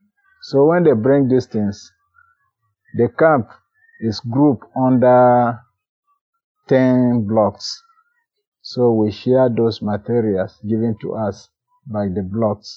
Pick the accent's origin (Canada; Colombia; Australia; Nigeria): Nigeria; Keana, Nasarawa; I am from Kiana local government of Nasarawa State